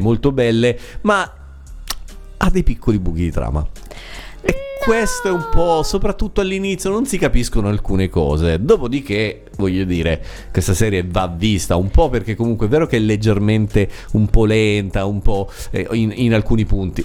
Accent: Sicily, Italy; in Sicilia, da, dalle mie parti

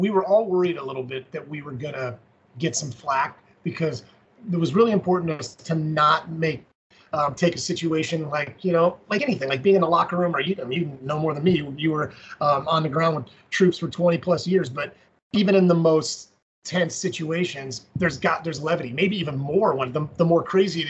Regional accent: Colorado Springs, Colorado, United States; growing up in Colorado Springs, we've got Fountain Fort Carson, which is that huge Army base.

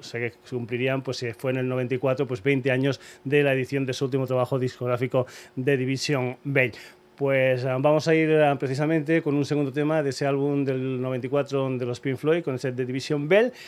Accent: Almendralejo, Extremadura, Spain; mi tierra, en Almendralejo

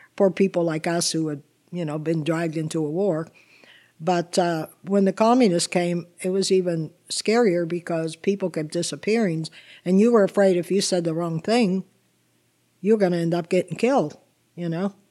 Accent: Swissvale, Pennsylvania, United States; English is a second language; also born or lived in Italy / Chicago / New Jersey; I grew up after we arrived from Italy. I grew up in Swiss Bell

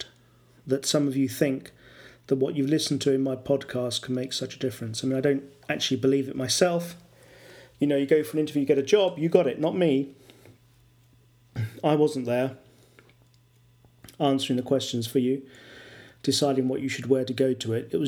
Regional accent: England, United Kingdom; first language English; now in Valpolicella, Italy; I'm an English, mother tongue English person working in an Italian company.

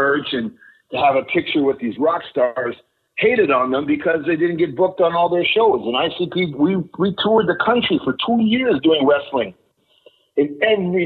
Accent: Thunder Bay, Ontario, Canada; moved away as an adult; also born or lived in Mexico; I'm from Thunder Bay

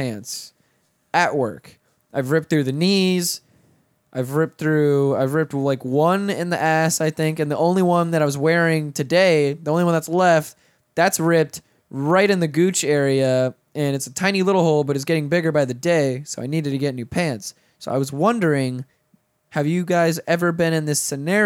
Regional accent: Pensacola, Florida, United States; I didn't even say I was Puerto Rican. I said, I'm from Pensacola.

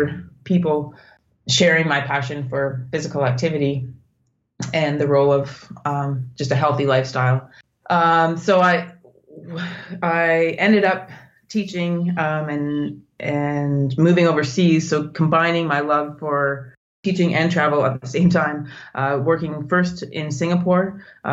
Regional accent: Northern Ontario, Canada; moved away as an adult; I'm Canadian. I was born in Northern Ontario

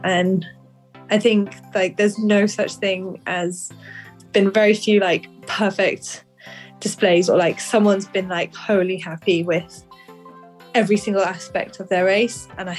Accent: Switzerland; also born or lived in Hong Kong / United Kingdom; I was born in Hong Kong, lived there for almost 9 years, then moved to Switzerland, and I've lived there ever since. But I studied a lot in the UK.

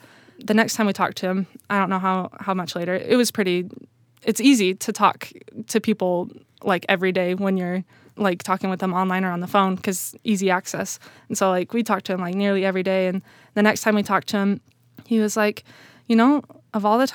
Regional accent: Utah, United States; I'm growing up in Utah

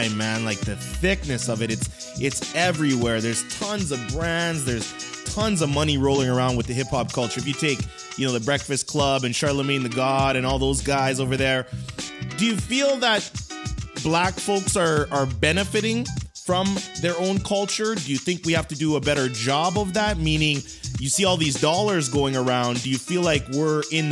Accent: Western Canada, Canada; also born or lived in Edmonton / Fairmont, British Columbia; I grew up out in the West.

